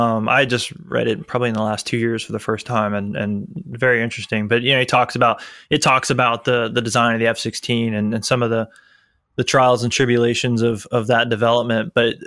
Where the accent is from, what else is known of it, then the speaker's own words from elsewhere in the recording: Tampa, Florida, United States; I grew up in Tampa, Florida. So MacDill Air Force Base was there.